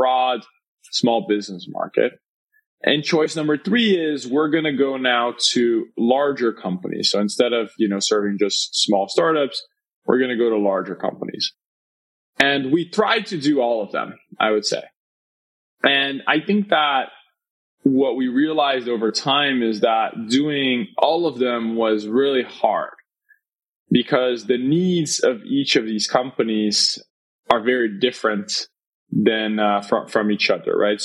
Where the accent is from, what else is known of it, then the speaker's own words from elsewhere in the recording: Brazil; moved away; I'm originally born and raised in Brazil